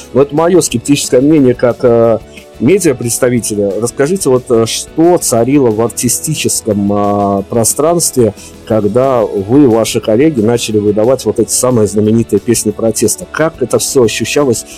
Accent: Belarus; Мы, белорусы

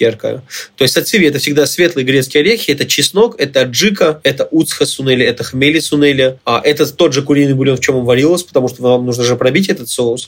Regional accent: Armenia; я сам армянин

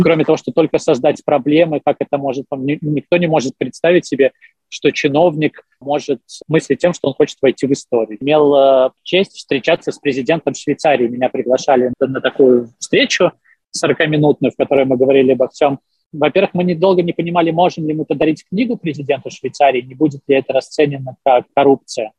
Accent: Belarus

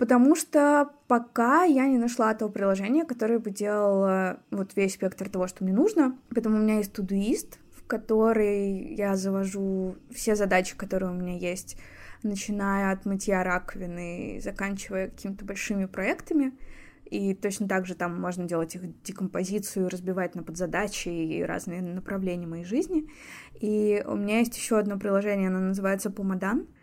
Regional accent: Anapa, Krasnodar Krai, Russia; also born or lived in Moscow; now in Saint Petersburg, Russia; Я выросла в Анапе

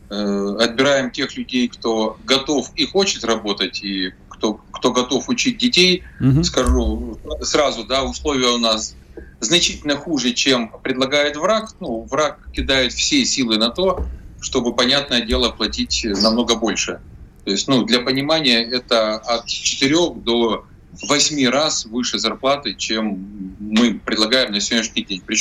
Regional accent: Zaporizhzhia, Zaporizhzhia Oblast, Ukraine; Запорожье – это мой родной город. Я тут свыше 30 лет прожил

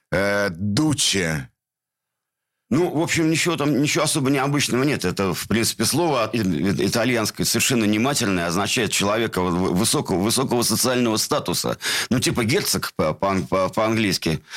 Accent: Saint Petersburg, Russia; born there; Где ты родился? В городе Ленинград.

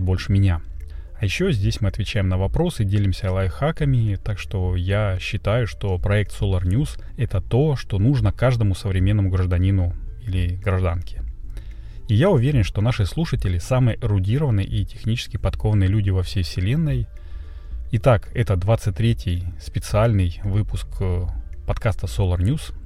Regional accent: Russia; я из России

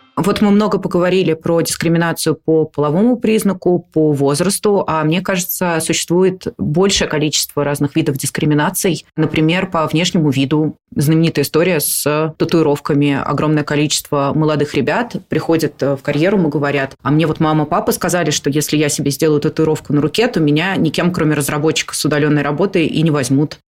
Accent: Moscow, Russia; я родилась в Москве, но мне, например, не нравилось в 20 там, лет жить, продолжать жить с родителями

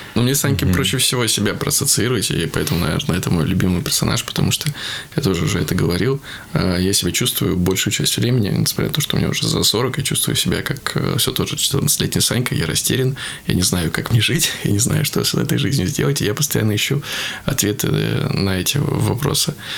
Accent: Veliky Novgorod, Novgorod Oblast, Russia; Все жители моего родного города

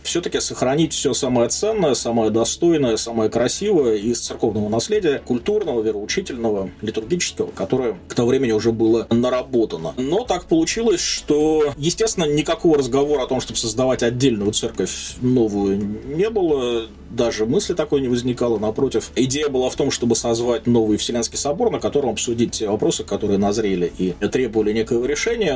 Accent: Vyborg, Leningrad Oblast, Russia; also born or lived in Saint Petersburg; Выборг, мой родной город

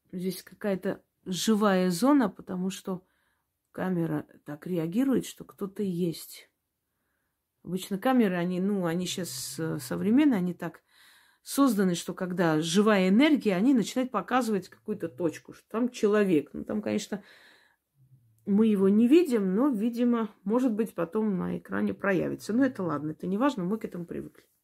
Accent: Volgograd Oblast, Russia; Не знаю, может, вы поймете, я как из Поволжья. У меня есть определенный словарный запас, который, может быть, не очень понятен. То есть это открытое поле, которое горит. У нас в Волгоградской области каждый год пойма горела.

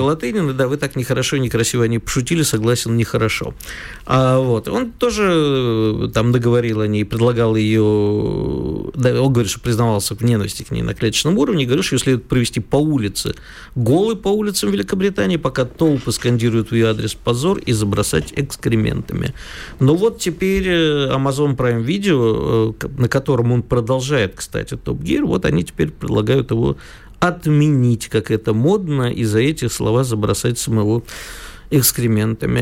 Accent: Kyiv, Ukraine; moved away; у меня детство прошло в Киеве, я знаю хорошо украинский язык

